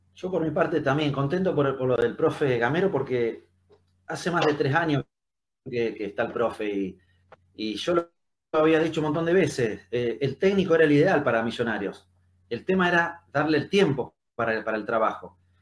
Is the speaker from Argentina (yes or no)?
yes; San José de la Esquina, Santa Fe, Argentina; moved away; also born or lived in Buenos Aires / Rosario; mi pueblo, en el lugar de donde nací, donde vive mi familia, que se llama San José de la Esquina